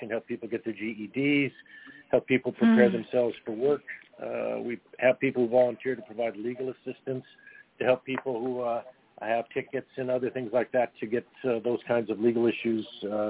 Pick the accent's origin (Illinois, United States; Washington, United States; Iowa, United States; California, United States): California, United States; Los Angeles; I was born and raised in Venice, California